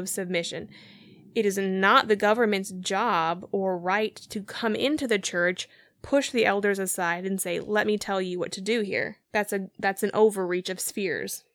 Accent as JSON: {"language": "English", "country": "United States"}